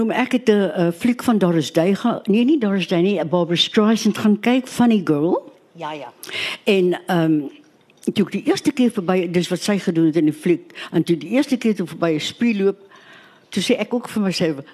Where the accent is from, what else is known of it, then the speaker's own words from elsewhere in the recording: Western Cape, South Africa; Ek kom van die Kaap af.